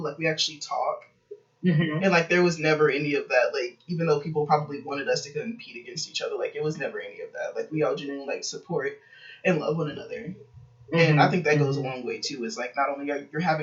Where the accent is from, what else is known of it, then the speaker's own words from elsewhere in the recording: Kansas City, Missouri, United States; I'm from Kansas City, Missouri.